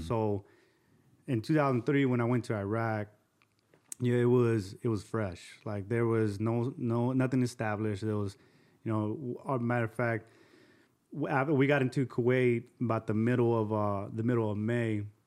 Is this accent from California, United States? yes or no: yes; Azusa, California, United States; also born or lived in Covina, California; I grew up in Azusa, um, Azusa and then Covina